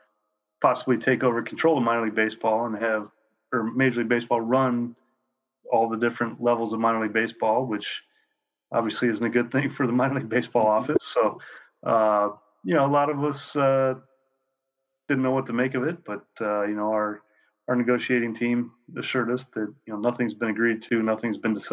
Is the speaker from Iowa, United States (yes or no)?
yes; Eastern Iowa, United States; I grew up in Eastern Iowa